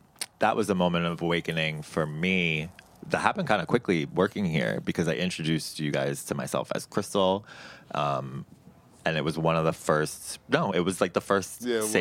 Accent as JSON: {"language": "English", "area": "Long Island", "region": "New York", "country": "United States", "tie": "born or raised there", "said": "And I grew up on Long Island, which is not New York City by any type of means"}